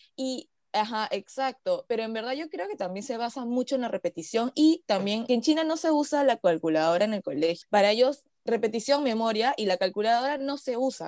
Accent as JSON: {"language": "Spanish", "country": "Peru", "said": "siendo peruanos"}